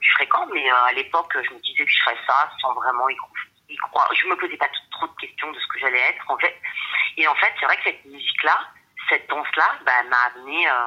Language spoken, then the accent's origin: French; Rosny-sous-Bois, Île-de-France, France; je suis française, je suis née euh, à Rony-sous-Bois, donc euh, en 93, pas très loin de Drancy. Et mais je suis d'origine, ma mère est d'origine mexicaine et mon père est d'origine espagnole.